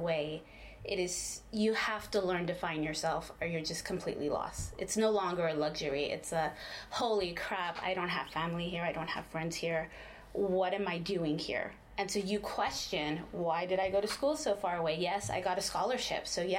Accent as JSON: {"language": "English", "town": "Brownsville", "region": "Texas", "country": "United States", "tie": "born or raised there", "also_born_or_lived": "Ohio", "moved": "as an adult", "said": "I grew up in Brownsville, Texas, but I had to go to Ohio to find out about my culture."}